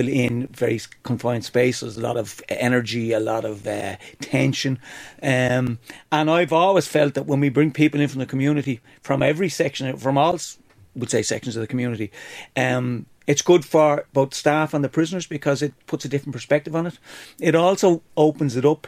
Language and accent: English; Dublin, Leinster, Ireland; I'm from Dublin.